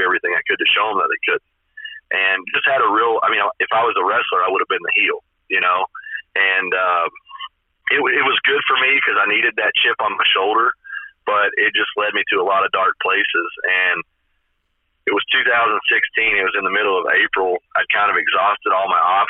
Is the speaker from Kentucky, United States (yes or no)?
yes; Paint Lick, Kentucky, United States; I grew up in Paint Lake, Kentucky, right? It's just a small ass town